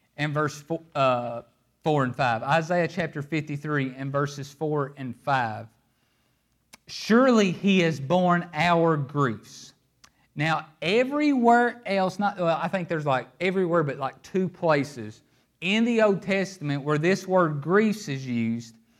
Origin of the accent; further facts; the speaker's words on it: Appalachia, United States; I'm from Appalachia.